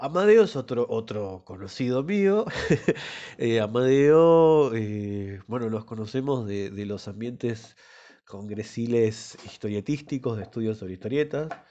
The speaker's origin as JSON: {"language": "Spanish", "town": "Esquel", "region": "Chubut", "country": "Argentina", "tie": "born or raised there", "moved": "yes", "lives_now": "La Plata, Argentina"}